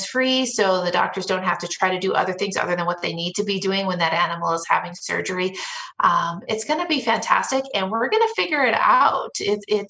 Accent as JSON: {"language": "English", "town": "Denver", "region": "Colorado", "country": "United States", "tie": "born or raised there", "said": "I was born and raised in Denver and Denver metro area"}